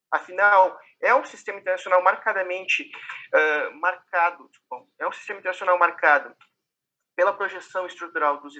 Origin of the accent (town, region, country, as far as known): Brazil; accent: Brazilian; now in Portugal